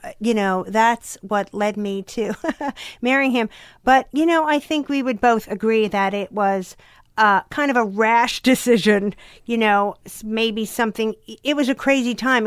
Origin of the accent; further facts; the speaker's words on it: Long Island, New York, United States; I was from Long Island